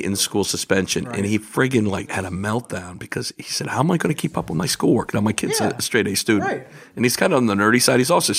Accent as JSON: {"language": "English", "town": "Rumson", "region": "New Jersey", "country": "United States", "tie": "born or raised there", "said": "I grew up in Rumson."}